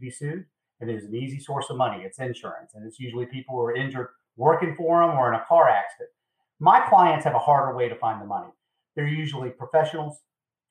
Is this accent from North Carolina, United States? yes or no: yes; Eastern North Carolina, United States; moved away as an adult; now in South Carolina, United States; I'm originally from Eastern North Carolina